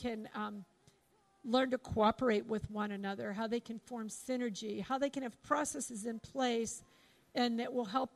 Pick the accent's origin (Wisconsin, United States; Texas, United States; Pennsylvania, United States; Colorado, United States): Pennsylvania, United States; Pittsburgh; moved away; I'm from Pittsburgh.